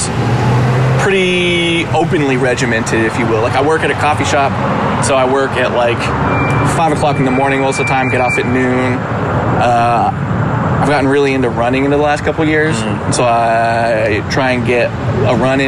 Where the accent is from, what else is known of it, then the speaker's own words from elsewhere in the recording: Reno, Nevada, United States; I grew up in Reno, Nevada.